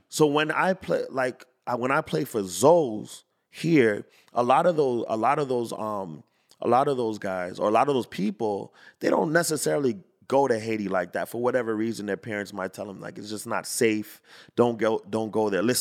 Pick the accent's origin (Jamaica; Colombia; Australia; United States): Jamaica; I'm Jamaican, but mm-hmm. I'll say